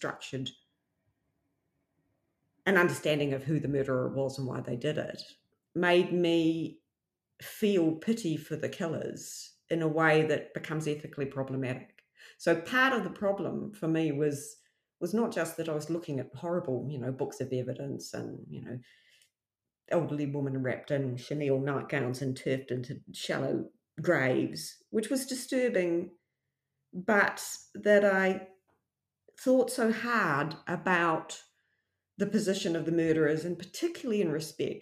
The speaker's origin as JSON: {"language": "English", "country": "Australia", "said": "coming from Australia and like nobody can understand my accent"}